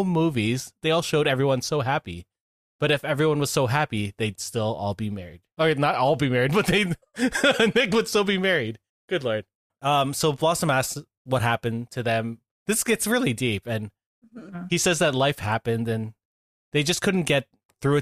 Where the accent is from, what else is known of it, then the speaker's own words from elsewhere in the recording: St. Catharines, Ontario, Canada; I grew up in St. Catharines, so you know, I wine country